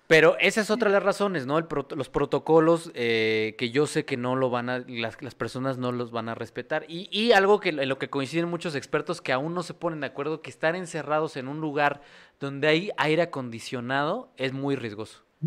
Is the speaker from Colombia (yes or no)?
no; Mexico; como mexicanos